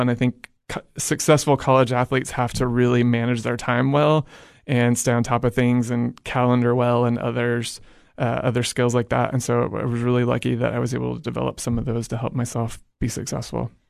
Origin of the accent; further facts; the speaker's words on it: Edmond, Oklahoma, United States; moved away as an adult; I'm originally from Edmond, Oklahoma